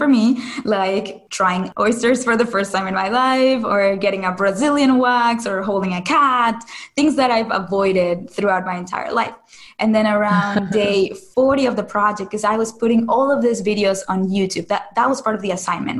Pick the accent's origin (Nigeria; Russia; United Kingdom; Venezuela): Venezuela; Caracas, Capital District; moved away as an adult; now in United States; I am originally from Caracas, Venezuela, and I moved to the U.S. for college.